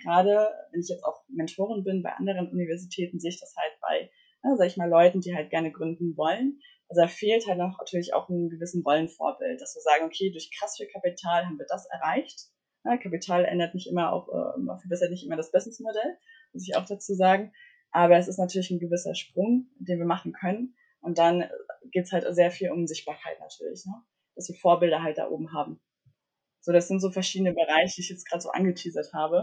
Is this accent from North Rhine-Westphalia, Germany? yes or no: no; Mecklenburg-Vorpommern, Germany; moved away as an adult; now in Berlin, Germany; komme aus Mecklenburg, aufgewachsen in Mecklenburg, bin dann 2018 nach Berlin gezogen.